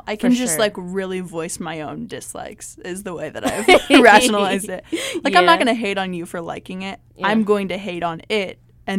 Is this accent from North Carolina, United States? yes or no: no; Des Moines, Iowa, United States; I am. Oh, yep. Yeah. I'm from Des Moines.